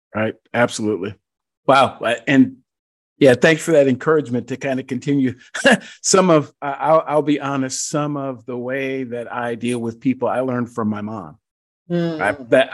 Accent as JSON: {"language": "English", "region": "Georgia", "country": "United States", "said": "my home state of Georgia"}